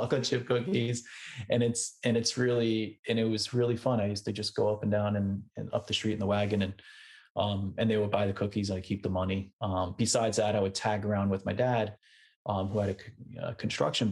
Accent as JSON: {"language": "English", "area": "Westchester", "region": "New York", "country": "United States", "tie": "born or raised there", "also_born_or_lived": "Brooklyn, New York", "said": "originally, I grew up in Westchester, which is about an hour north of New York City"}